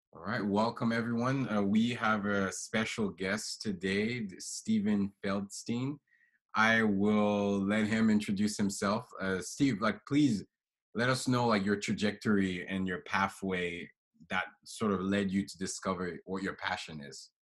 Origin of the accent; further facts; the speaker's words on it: Haiti; moved away; I'm from Haiti originally